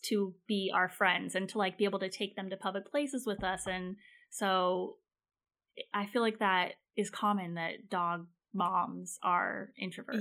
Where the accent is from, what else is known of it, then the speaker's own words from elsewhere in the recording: Phoenix, Arizona, United States; I grew up in Phoenix, Arizona